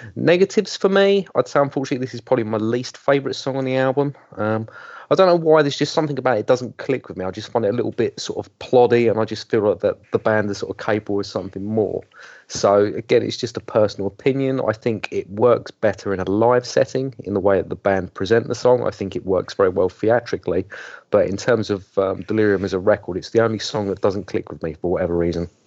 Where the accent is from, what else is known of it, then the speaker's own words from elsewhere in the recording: England, United Kingdom; being English